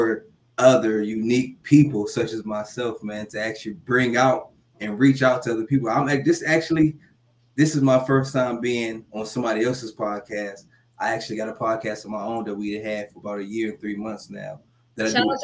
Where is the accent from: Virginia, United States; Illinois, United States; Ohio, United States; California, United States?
Ohio, United States; Youngstown; now in Colorado Springs, United States; I'm from Youngstown, Ohio. I'm right now residing in Colorado Springs, Colorado.